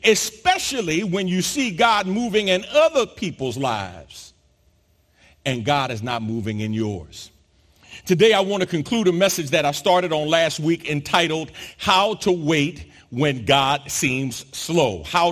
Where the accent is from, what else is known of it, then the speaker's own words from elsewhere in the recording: New York City, New York, United States; now in Texas, United States; growing up in New York City, I'm used to and familiar with public transportation, but public transportation is not something that has been my common use since I moved to Texas